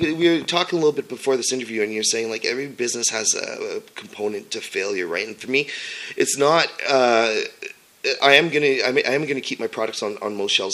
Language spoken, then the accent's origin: English; Sudbury, Ontario, Canada; I was born and raised in Sudbury, Ontario